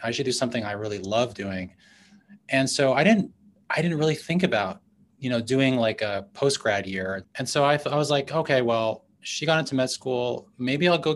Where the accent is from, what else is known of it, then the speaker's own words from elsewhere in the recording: New York City, New York, United States; moved away; I grew up in New York City, in Manhattan, in the 80s